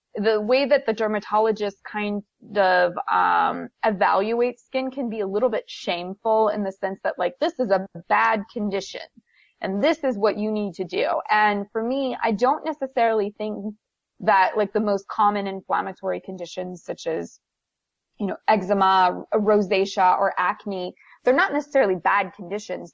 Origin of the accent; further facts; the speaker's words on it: Wisconsin, United States; moved away as an adult; also born or lived in New Brunswick, Canada; now in Los Angeles, United States; I'm from New Brunswick, Canada. That's where I was born. And then when I was 10, we moved to the U.S. and I lived in Wisconsin for 11 years.